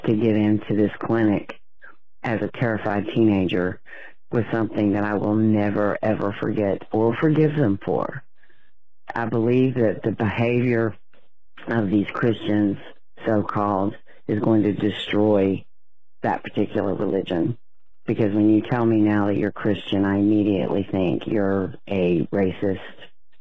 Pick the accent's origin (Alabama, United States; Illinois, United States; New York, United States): Alabama, United States; moved away; I am originally from Alabama